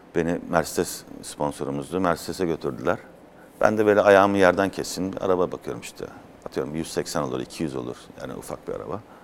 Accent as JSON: {"language": "Turkish", "town": "Mannheim", "region": "Baden-Württemberg", "country": "Germany", "tie": "born or raised there", "also_born_or_lived": "Afyon, Turkey / Izmir, Turkey", "moved": "as an adult", "lives_now": "Turkey", "said": "ben Mannheim'da doğdum, o da Mannheim'da. Biz Thomas'ın arasında bizim kendi şivemiz vardır Almanca"}